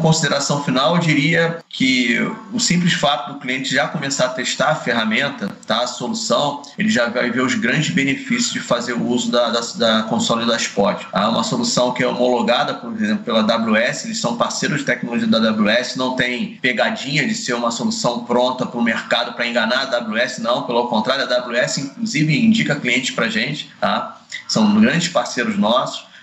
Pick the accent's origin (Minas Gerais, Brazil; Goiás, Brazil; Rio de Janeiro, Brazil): Rio de Janeiro, Brazil; Eu sou do Rio de Janeiro